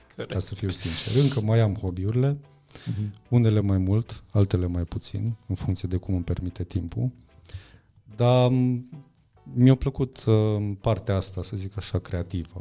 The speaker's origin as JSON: {"language": "Romanian", "area": "near Deva", "region": "Hunedoara County", "country": "Romania", "tie": "born or raised there", "said": "eu sunt de lângă Deva, am crescut uh-huh. lângă Deva și am fost acolo la generală și la liceu."}